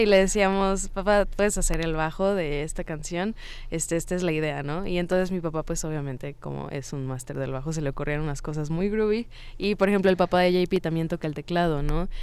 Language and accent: Spanish; Cancún, Quintana Roo, Mexico; Yo vivía en Cancún en ese entonces y en mi infancia